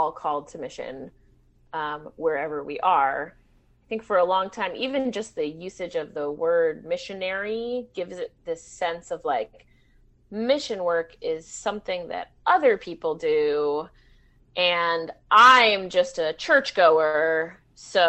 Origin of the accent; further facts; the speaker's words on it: Long Island, New York, United States; also born or lived in Midwest / Brooklyn, New York; now in East Hartland, Connecticut, United States; I mostly grew up on Long Island and the East Coast, spent some time also in the Midwest